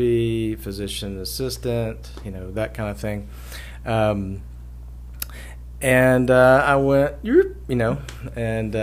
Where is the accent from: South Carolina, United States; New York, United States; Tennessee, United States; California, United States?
Tennessee, United States; Knoxville; moved away as an adult; also born or lived in Asheville, North Carolina; I grew up in Knoxville, and I moved to Asheville, North Carolina